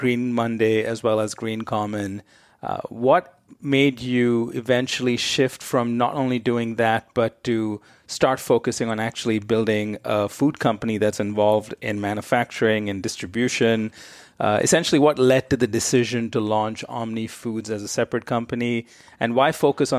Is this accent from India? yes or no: yes; India; I grew up in India, but I have spent some time in parts of other parts of Asia.